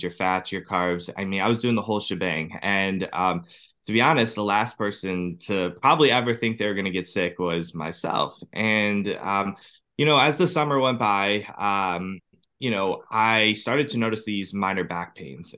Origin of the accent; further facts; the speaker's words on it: Cleveland, Ohio, United States; I'm from Cleveland, Ohio